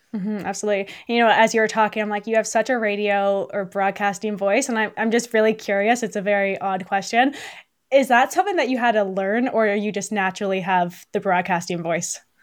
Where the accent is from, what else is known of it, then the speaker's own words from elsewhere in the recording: Burlington, Ontario, Canada; now in Beamsville, Canada; I'm from, well, originally from Burlington